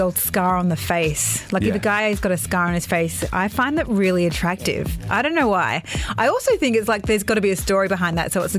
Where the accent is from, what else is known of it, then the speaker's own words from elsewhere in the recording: Australia; now in Dubai, United Arab Emirates; we're from Australia